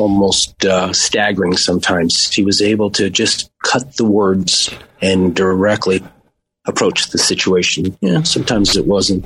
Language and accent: English; Las Vegas, Nevada, United States; also born or lived in Maui; we grew up in Las Vegas outside of town